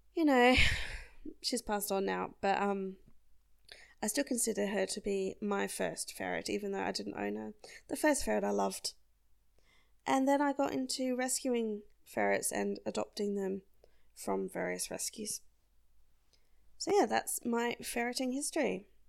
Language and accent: English; South Australia, Australia; I'm Australian, and I come from a large and low density population state called South Australia.